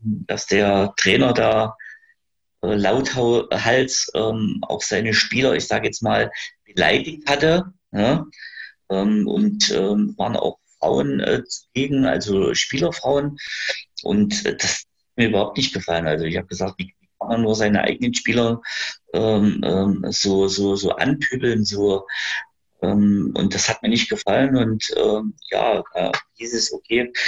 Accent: Gera, Thuringia, Germany; ich bin äh, Gerscher. Ähm, ich bin geboren in Gera, bin auch immer in Gera gewesen

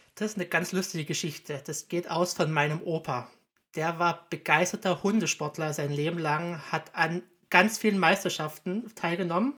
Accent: Zittau, Saxony, Germany; moved away as an adult; now in Vienna, Austria; in Zitter und Umgebung, wo ich herkomme

